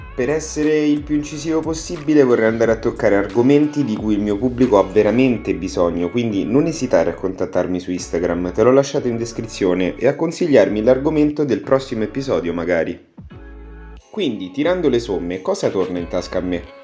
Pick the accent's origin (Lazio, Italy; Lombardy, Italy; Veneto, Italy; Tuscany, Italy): Lazio, Italy; Viterbo; vengo da Viterbo, vicino a Roma